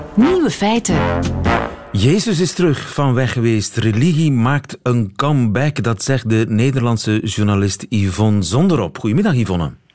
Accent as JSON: {"language": "Dutch", "region": "Flanders", "country": "Belgium", "said": "wij als Vlamingen"}